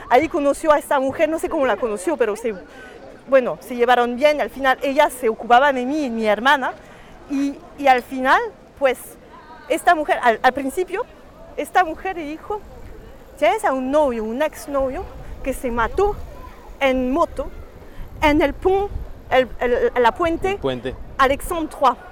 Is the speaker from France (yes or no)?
yes; France; Spanish is a second language; siendo francesa, de padres, madre y padre franceses